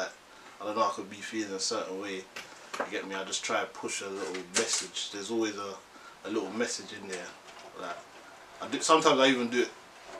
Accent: Jamaica; moved away; Caribbean, from Jamaica. I was born there, get me, but. See, we're here, innit?

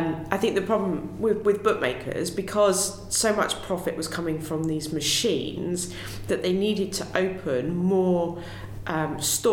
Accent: Hythe, South East England, United Kingdom; I grew up in Hythe

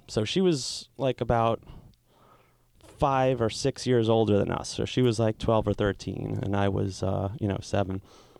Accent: Jersey Shore, New Jersey, United States; I grew up on the Jersey Shore, right across the bridge from where they film the show of the same name.

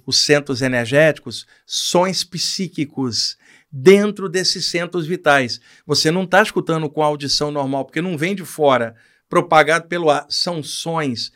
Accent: Rio de Janeiro, Brazil; no Rio de Janeiro, onde eu cresci

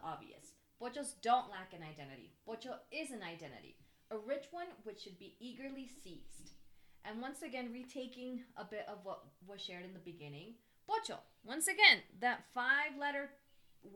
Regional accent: the South, United States; also born or lived in Chiapas, Mexico / Florida; now in Veracruz, Mexico; growing up in the South, like, in my case, my family, my mom tried for us to assimilate more

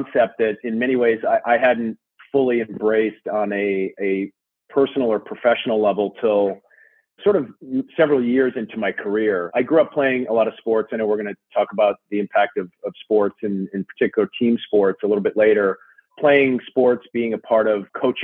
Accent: Minnesota, United States; now in Darien, United States; I grew up in Minnesota, a child of the 80s

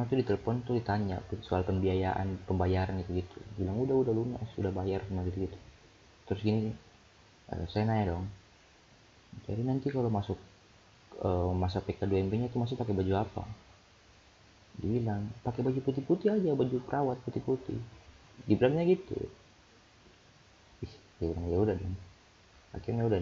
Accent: Jayapura, Papua, Indonesia; accent: Jayapura; Akhirlah, akhirnya jadilah saya pakai aku kau, tapi pakai logat Jayapura.

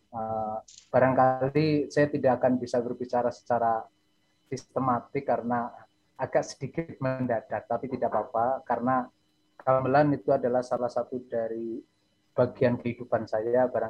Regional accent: Cilacap, Central Java, Indonesia; sebetulnya saya orang dari desa dan sangat desa Pak Dimi. Bahkan eh, sering saya diolok-olok teman katanya desa saya itu eh, tidak ada di peta gitu ya.

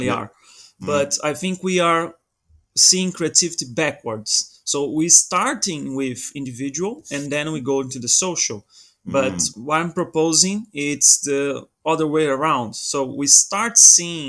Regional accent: Brazil; now in Portugal; I'm originally from Brazil, but I live in Portugal now

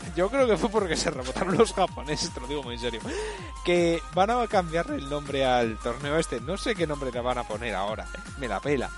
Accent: Spain; yo soy español, ahora me vuelvo mi puto país

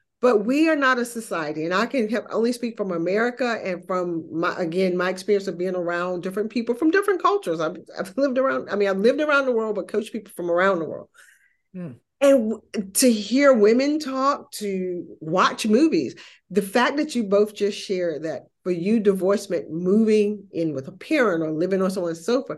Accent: North Carolina, United States; moved away as an adult; also born or lived in United Arab Emirates; From North Carolina, a very small town in North Carolina.

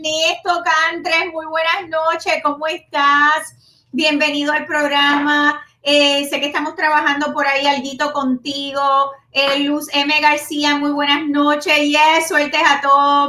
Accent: Puerto Rico; soy boricua

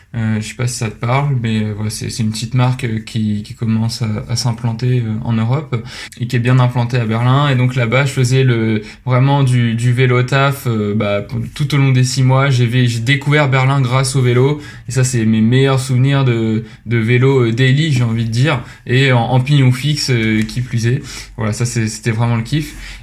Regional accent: Rouen, Normandy, France; moved away as an adult; also born or lived in Lyon; je viens de Rouen. J'y ai fait bah, toute mon, enfance et ma scolarité jusqu'à la, prépa

